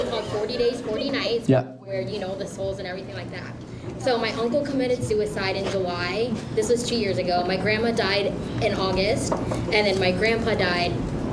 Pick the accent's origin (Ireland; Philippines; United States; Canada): Philippines; I'm Filipino, so I have a big...